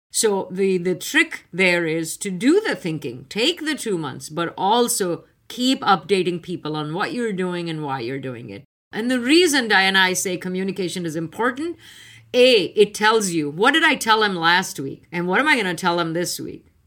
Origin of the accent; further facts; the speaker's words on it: India; now in United States; I was on the East Coast. I came from India. I hadn't heard much about it.